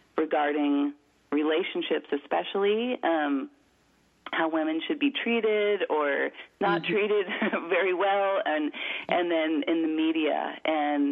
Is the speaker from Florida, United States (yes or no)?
yes; Florida, United States; I grew up in Florida